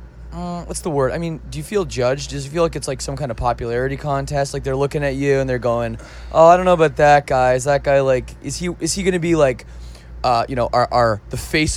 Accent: Canada; I'm from Canada.

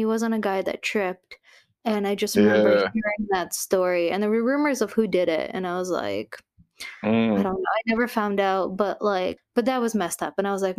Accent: Connecticut, United States; I grew up in Connecticut

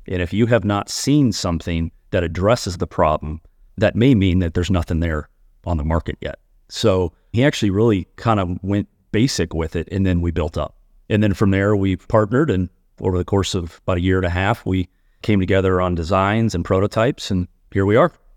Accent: a suburb of Saint Louis, Missouri, United States; also born or lived in Cincinnati; I actually practice in my hometown

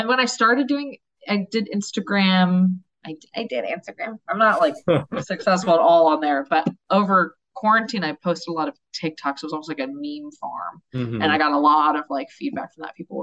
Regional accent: New York City, New York, United States; moved away; also born or lived in Florida; I'm originally from New York, and then I lived in Florida for a while

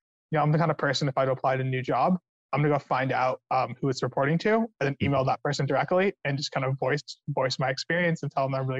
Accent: California, United States

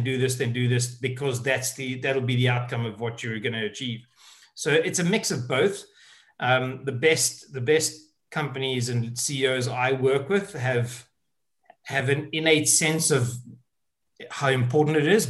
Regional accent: South Africa; moved away as an adult; now in United Kingdom; I'm originally from South Africa. And I moved over to the UK in 99.

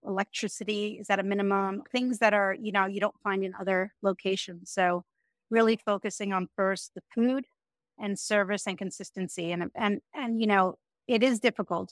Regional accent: New York, United States; moved away as an adult; now in Miami, United States; me as a New Yorker

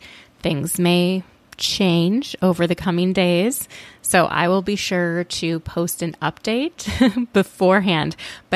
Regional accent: Minneapolis, Minnesota, United States; where I grew up in Minneapolis

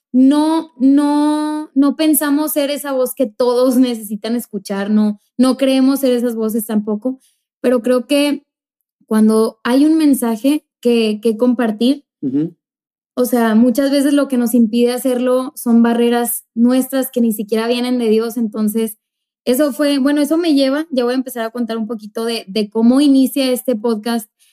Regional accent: Monterrey, Nuevo León, Mexico; now in El Paso, United States; yo vengo de México, de la ciudad de Monterrey, ninguno de los dos somos del paso

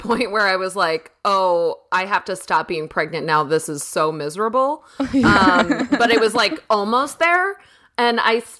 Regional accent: East Coast, United States; I think it's because I'm from the East Coast, so it's like, it's very kitschy and fun to me because I didn't grow up with it at all.

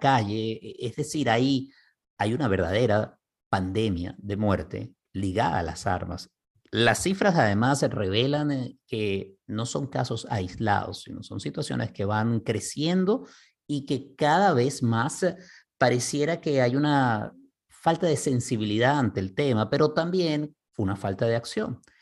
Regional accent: Caracas, Capital District, Venezuela; somos ambos venezolanos y crecimos en Caracas

